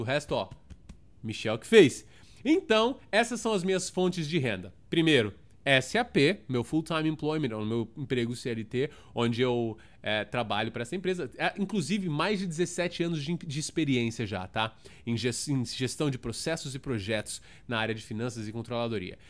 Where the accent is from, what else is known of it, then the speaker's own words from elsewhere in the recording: São Paulo, Brazil; moved away as an adult; also born or lived in Toronto, Canada / Kitchener, Canada; now in Orlando, United States; sou de São Paulo, na Zona Sul, nasci em Santo Amaro, realmente, São Paulista da gema mesmo